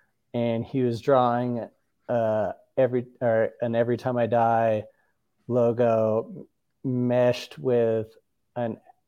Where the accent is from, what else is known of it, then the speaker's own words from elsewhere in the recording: Orange County, California, United States; I'm from Orange County, and I did get into hockey because I was from Orange County, and that's not a bad thing.